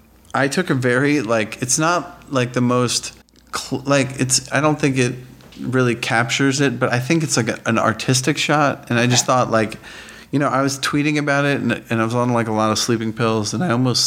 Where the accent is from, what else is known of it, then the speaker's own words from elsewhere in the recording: Northern Virginia, United States; So I'm from the Virginia side of DC.